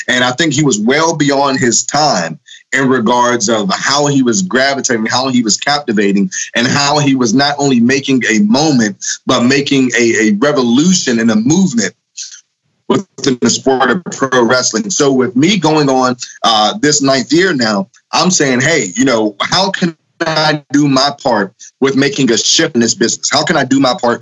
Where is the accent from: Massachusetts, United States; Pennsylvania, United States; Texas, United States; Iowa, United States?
Pennsylvania, United States; Pittsburgh; now in Dayton, United States; Originally from Pittsburgh, man. Born and raised in Steel City. Right now I live in Dayton, Ohio